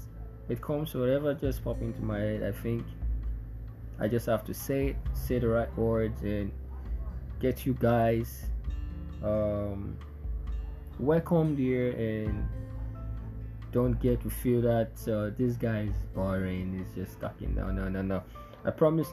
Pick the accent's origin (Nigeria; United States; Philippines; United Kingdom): Nigeria; me being a Nigerian